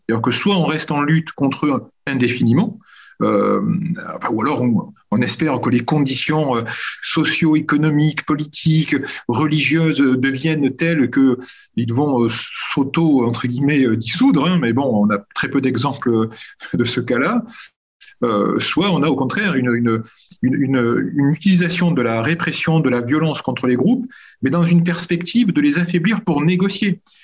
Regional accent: France; en tant que Français et Européens

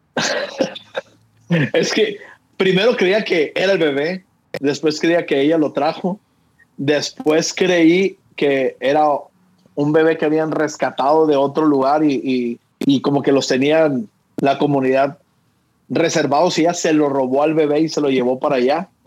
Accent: Mexico; somos los mexicanos

